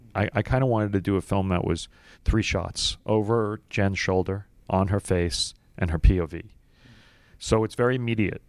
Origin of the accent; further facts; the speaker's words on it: New York City, New York, United States; I was from Brooklyn.